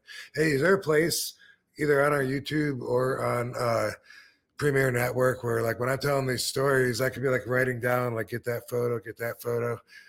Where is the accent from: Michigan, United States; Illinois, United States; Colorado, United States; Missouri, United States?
Michigan, United States; Battle Creek; I'm from Michigan as well